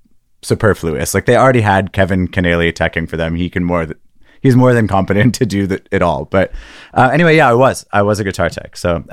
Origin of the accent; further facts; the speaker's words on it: Canada; as a Canadian person